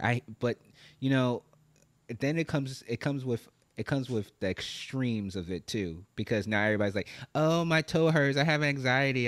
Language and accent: English; New York, United States; moved away as an adult; I live in Brooklyn, New York. I grew up in New York